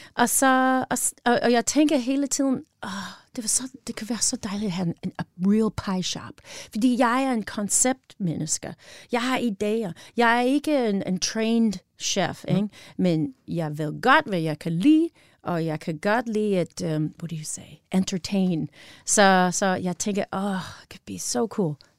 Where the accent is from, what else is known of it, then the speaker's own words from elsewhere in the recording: Wisconsin, United States; Danish is a second language; moved away as an adult; also born or lived in Illinois; now in Denmark; Jeg var født i Illinois. Mm-hmm og øh, i cornfields of Illinois, og så jeg var opvokset i Wisconsin, the Northwoods of Wisconsin